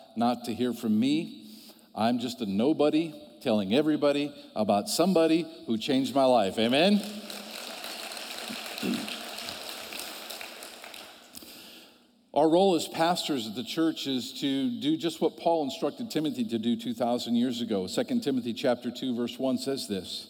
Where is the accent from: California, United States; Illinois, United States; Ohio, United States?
Ohio, United States; I'm from Ohio.